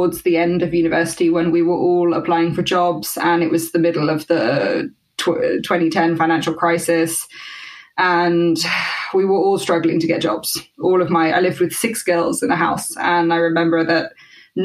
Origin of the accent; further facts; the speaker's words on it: Teignmouth, South West England, United Kingdom; moved away as an adult; also born or lived in Exeter; now in Paris, France; I'm from Exeter, a pretty small town, small city in southwest of England. I actually grew up in Teignmouth, which is a tiny seaside town